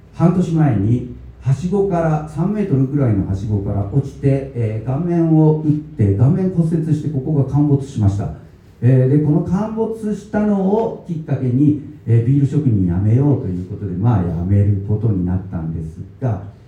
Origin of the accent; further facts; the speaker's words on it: Higashiyamato, Tokyo, Japan; moved away as an adult; also born or lived in Chiba Prefecture; now in Tottori Prefecture, Japan; 私はですね、え東京都東大和市の団地で生まれ育ちまして